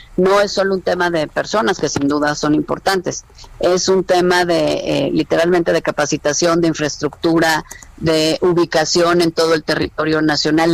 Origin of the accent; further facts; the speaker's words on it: Mexico; como mexicana